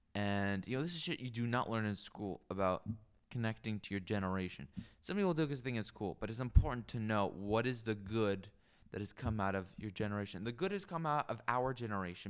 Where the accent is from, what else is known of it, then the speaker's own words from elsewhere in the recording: Seattle, Washington, United States; also born or lived in Mercer Island; I grew up in Capitol Hill near Seattle and Seward Park as well, a little bit on Mercer Island